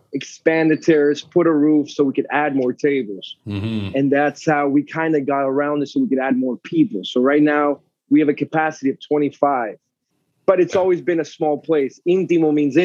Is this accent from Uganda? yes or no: no; Panama; moved away as an adult; also born or lived in Concord, Massachusetts / Atlanta / New York / Florida; So I was born in Concord, moved to Panama when I was a kid